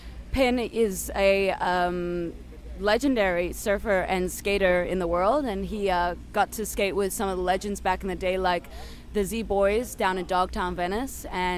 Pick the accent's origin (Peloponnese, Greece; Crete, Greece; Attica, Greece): Crete, Greece; We're from Crete, Greece, and we started off in an artist commune